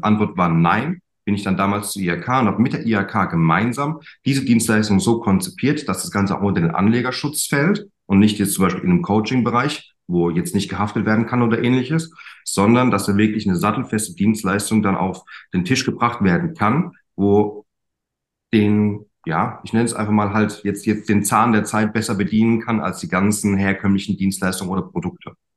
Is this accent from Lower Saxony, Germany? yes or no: no; German Wine Route, Rhineland-Palatinate, Germany; Ich komme von der Weinstraße